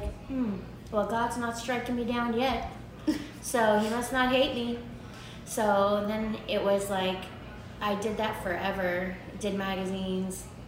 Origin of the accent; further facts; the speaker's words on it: Miami, Florida, United States; I live 2 hours from Miami. Born and raised in Miami